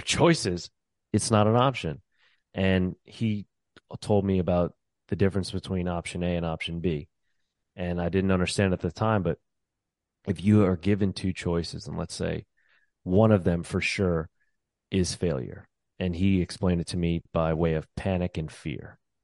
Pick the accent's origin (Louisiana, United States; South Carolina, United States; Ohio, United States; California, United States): Louisiana, United States; New Orleans; moved away as an adult; also born or lived in New York; I'm originally from New Orleans. That's where I was born and raised.